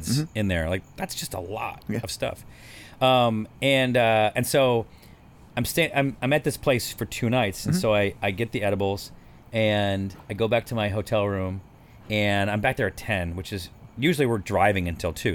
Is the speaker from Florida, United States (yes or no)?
no; California, United States; I'm from California